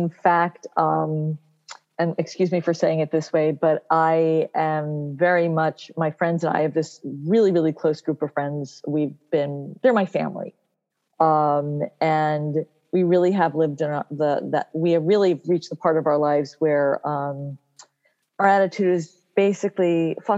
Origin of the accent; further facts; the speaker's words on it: New Jersey, United States; I'm from New Jersey